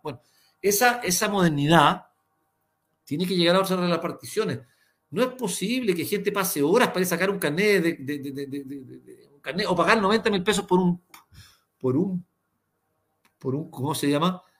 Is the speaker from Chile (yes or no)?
yes; Chile; todos somos los chilenos